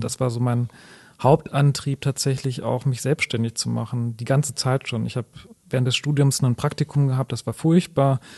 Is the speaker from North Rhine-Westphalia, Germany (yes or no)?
yes; Sauerland, North Rhine-Westphalia, Germany; moved away as an adult; now in Wuppertal, Germany; ich bin äh, leidenschaftlicher Wuppertaler, aber ich komme ursprünglich aus dem Sauerland.